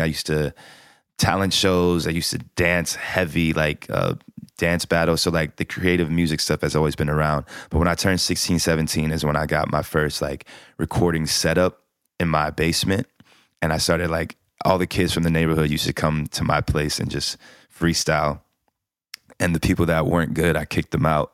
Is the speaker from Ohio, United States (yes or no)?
yes; Columbus, Ohio, United States; I grew up in Columbus, Ohio